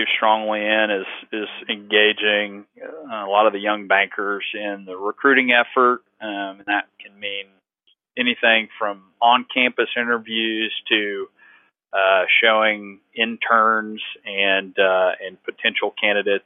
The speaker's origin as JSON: {"language": "English", "town": "East Bernard", "region": "Texas", "country": "United States", "tie": "born or raised there", "also_born_or_lived": "Houston, Texas"}